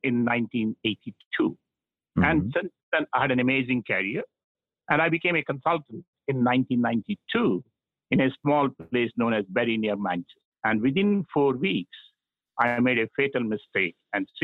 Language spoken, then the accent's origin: English; South India, India; I'm from South India